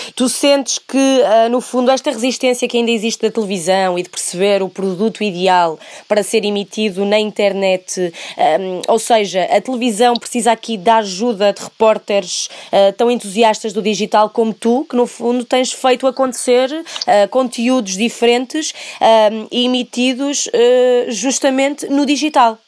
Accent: Santa Maria da Feira, Norte, Portugal; tens uma nortenha a falar contigo

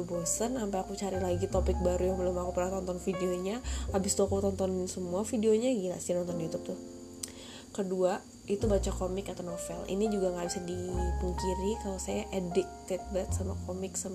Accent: Jakarta, Indonesia; born there; ternyata 21 tahun uh, lahir di Jakarta Maret 99

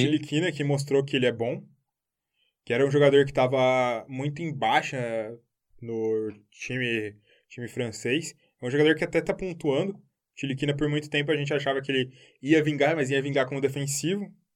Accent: Brazil; A gente é brasileiro

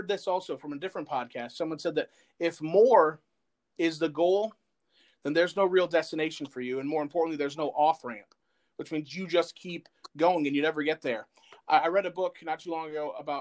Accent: Flint, Michigan, United States; now in New Cumberland, United States; I'm originally from Flint, Michigan

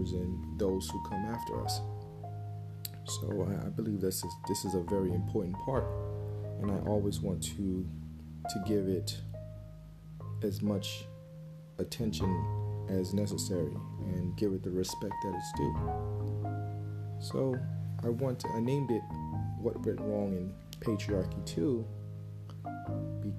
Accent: United States; growing up in America

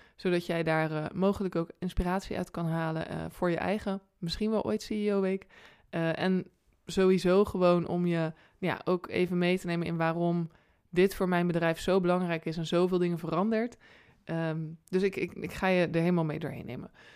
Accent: Rotterdam, South Holland, Netherlands

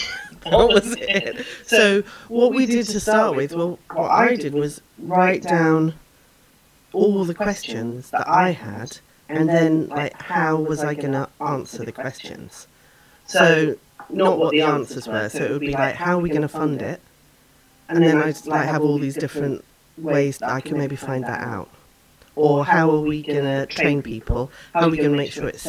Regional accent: England, United Kingdom; moved away as an adult; now in Canada; I grew up in England

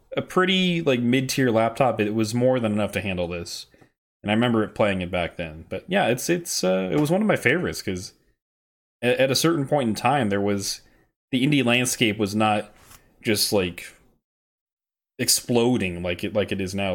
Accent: the South, United States; growing up in the South

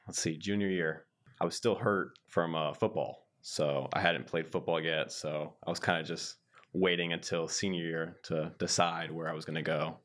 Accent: Centerville, Ohio, United States; I'm from Centerville, Ohio, near Dayton.

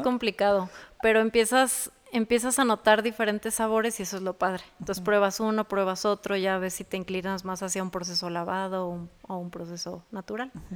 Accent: Jaral del Progreso, Guanajuato, Mexico; also born or lived in Dallas, Texas, United States / Celaya / Querétaro; now in Guanajuato, Mexico; soy de Jaral del Progreso. Nací en Dallas, Texas.

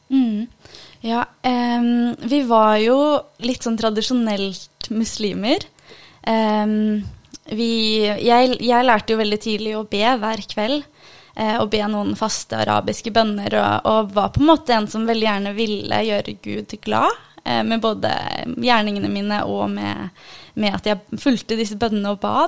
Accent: Ulefoss, Telemark, Norway; er opprinnelig fra Iran, men er født og oppvokst i Norge. På en liten plass som heter Ulefoss.

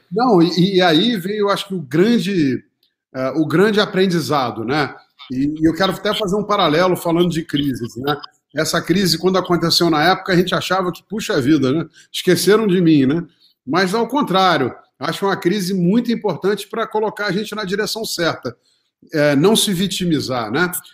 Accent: Rio de Janeiro, Brazil; moved away as an adult; now in São Paulo, Brazil; sou carioca, economista formado pela PUC do Rio, é, me formei em 1990 e logo em 91 é, mudei para São Paulo

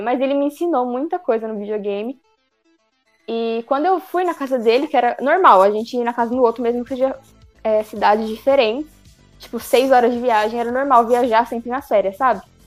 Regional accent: Brazil; eu sou brasileira

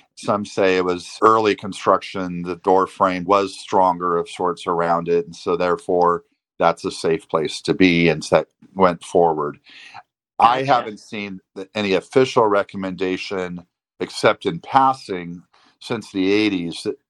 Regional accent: San Diego, California, United States; I grew up in San Diego.

